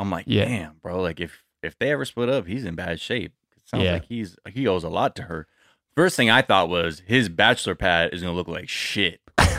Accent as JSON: {"language": "English", "region": "West Coast", "country": "United States", "said": "as much as, you know, like, I'm from the West Coast, like, I fuck with all rap"}